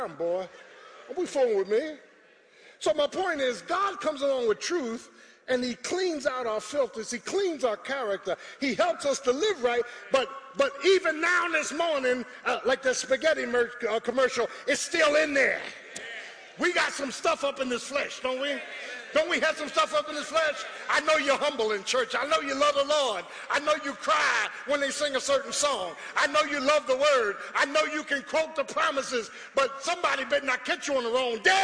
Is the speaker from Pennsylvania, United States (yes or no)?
yes; Philadelphia, Pennsylvania, United States; I'm from South Philly. We ain't play that there